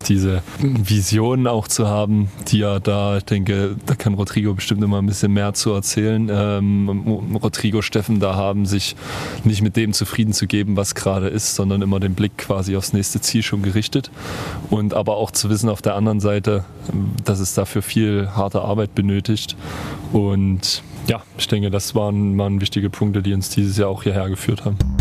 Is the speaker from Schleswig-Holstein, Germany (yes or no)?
no; Chemnitz, Saxony, Germany; mit meiner Heimatstadt